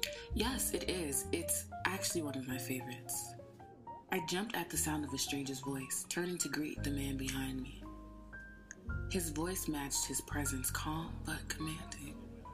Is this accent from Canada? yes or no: yes; Toronto, Ontario, Canada; now in Brooklyn, United States; Well, I was born and raised in Toronto, but moved to the States for college. I've been in Brooklyn for about 2 years, and the art world has been kind to me.